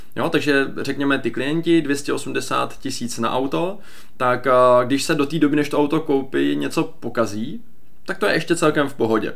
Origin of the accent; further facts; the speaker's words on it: Czechia; my jako Češi neumíme úplně dvakrát pracovat